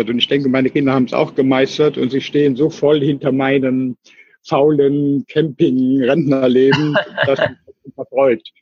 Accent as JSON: {"language": "German", "town": "Cologne", "region": "North Rhine-Westphalia", "country": "Germany", "tie": "born or raised there", "also_born_or_lived": "India / Israel", "said": "Ich komme aus Köln, bin eigentlich ein geborener Kölscher Jung"}